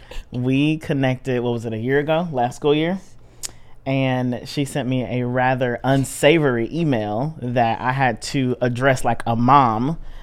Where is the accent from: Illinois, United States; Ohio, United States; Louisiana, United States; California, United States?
Illinois, United States; also born or lived in St. Louis, Missouri / Collinsville, Illinois / Fairview Heights, Illinois; now in Greenville, United States; I'm from St. Louis originally. Grew up in some other parts of Illinois too, by way of Collinsville, Fairview Heights. And I now reside in Greenville. Actually, I think it's been 4 years, which is insane.